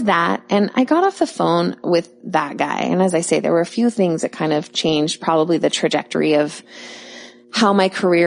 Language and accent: English; Bellevue, Washington, United States; I'm from Bellevue